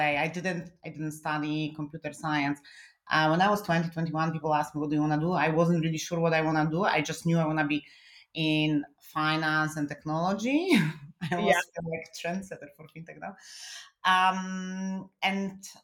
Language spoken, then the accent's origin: English; Poland; English is a second language; now in Germany; I'm originally from Poland